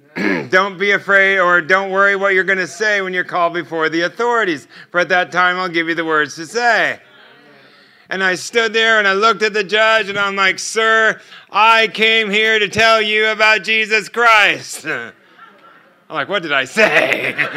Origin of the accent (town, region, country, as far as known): United States